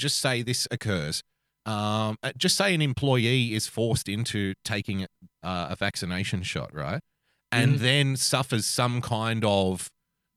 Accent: Sydney, New South Wales, Australia; I grew up in Western Sydney

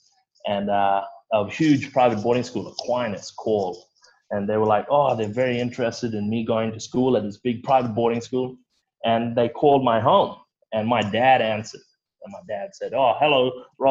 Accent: Broome, Western Australia, Australia; moved away; growing up in Broome

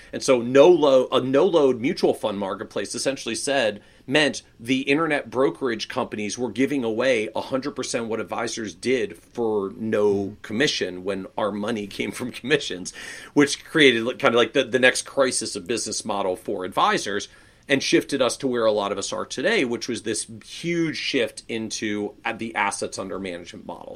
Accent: Washington, District of Columbia, United States; moved away as an adult; also born or lived in New England; I was born and raised in the Washington, D.C. area

